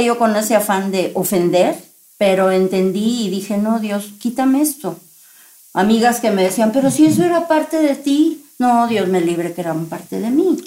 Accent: Veracruz, Mexico; yo soy de Veracruz

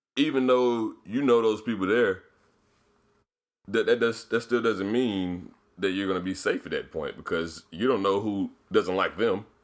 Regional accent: Decatur, Georgia, United States; I grew up in Decatur.

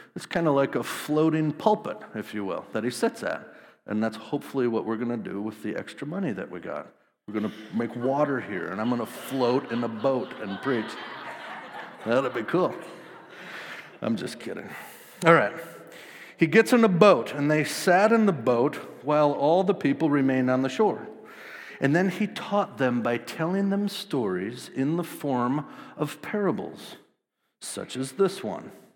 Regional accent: Wisconsin, United States; I grew up in Wisconsin, small town, uh, about eight thousand people

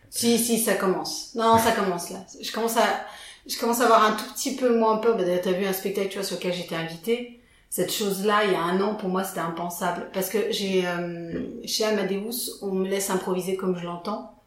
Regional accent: Villefranche-sur-Saône, Auvergne-Rhône-Alpes, France; also born or lived in Lyon; je viens de Villefranche-sur-Saône, petite bourgade, euh, ma foi fort sympathique

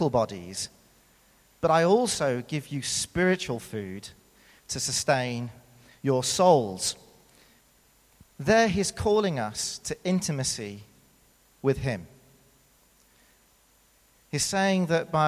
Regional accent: United Kingdom; accent: British; moved away as an adult; now in South Africa; as you can tell from my accent, I am indeed British. Now, I've been here for 11 years, and so before I moved here, when I was living in the UK

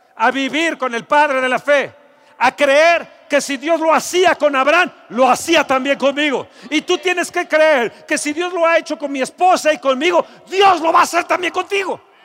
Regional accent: Mexico; como mexicanos

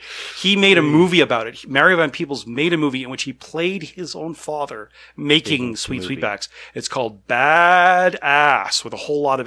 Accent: Canada; Being Canadian

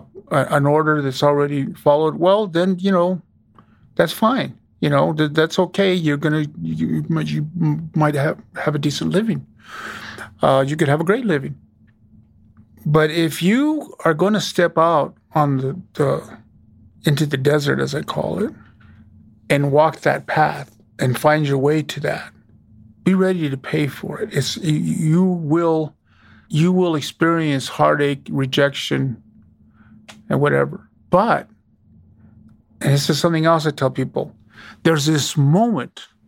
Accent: Wyoming, United States; growing up in Wyoming was torturous

